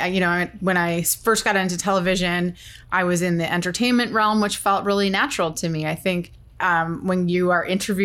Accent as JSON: {"language": "English", "region": "Nova Scotia", "country": "Canada", "tie": "born or raised there", "said": "I grew up in Nova Scotia"}